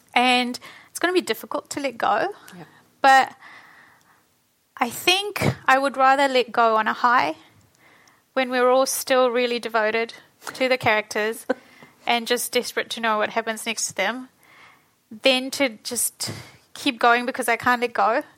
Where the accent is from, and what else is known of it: New Zealand; born or raised there; also born or lived in Fiji